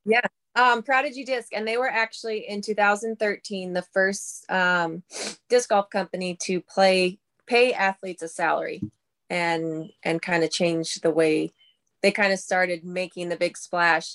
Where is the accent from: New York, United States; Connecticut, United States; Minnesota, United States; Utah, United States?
Minnesota, United States; Pipestone; I'm from Pipestone, Minnesota